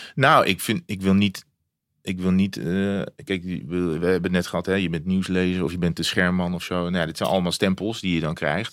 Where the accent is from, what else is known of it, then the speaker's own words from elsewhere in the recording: Breda, North Brabant, Netherlands; moved away; ik kom uit Breda vroeger bij NAC